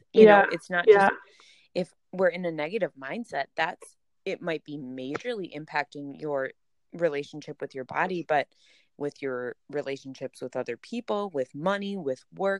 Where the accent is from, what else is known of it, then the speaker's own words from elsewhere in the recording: Minnesota, United States; accent: Minnesotan; this is my sheer Minnesotan accent coming out in full force